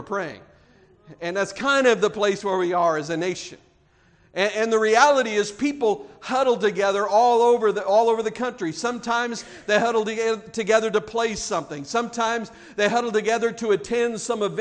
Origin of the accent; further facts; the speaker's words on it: United States; We are blessed to have been born and raised in the United States of America